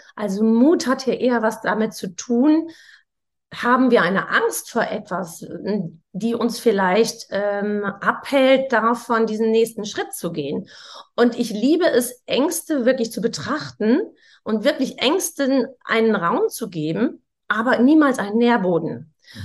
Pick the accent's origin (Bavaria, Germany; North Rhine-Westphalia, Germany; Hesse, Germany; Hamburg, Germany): North Rhine-Westphalia, Germany; Sauerland; Ich komme ja auch aus dem Sauerland